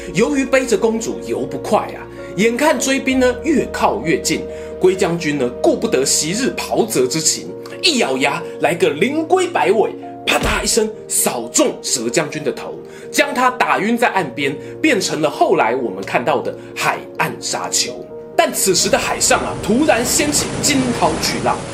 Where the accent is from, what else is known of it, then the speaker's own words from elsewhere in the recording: Yilan County, Taiwan; moved away; 我家乡宜兰